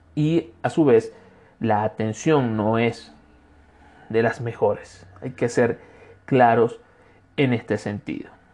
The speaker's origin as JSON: {"language": "Spanish", "country": "Venezuela", "moved": "as an adult", "lives_now": "Cuenca, Ecuador", "said": "Como, extranjero, como venezolano que soy, me ha tocado realizar distintos trámites de acuerdo a mi situación migratoria"}